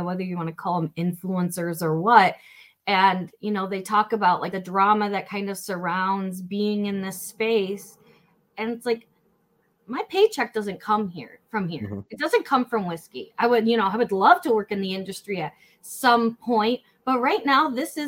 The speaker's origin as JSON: {"language": "English", "town": "Flint", "region": "Michigan", "country": "United States", "tie": "born or raised there", "said": "I grew up in Flint, Michigan"}